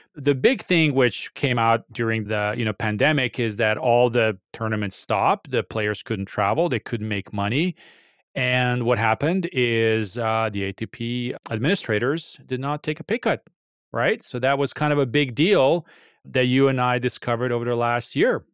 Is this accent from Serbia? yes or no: yes; Serbia; my home country